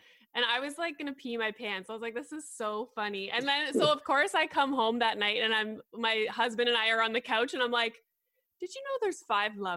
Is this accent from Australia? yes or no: no; Canada; being Canadian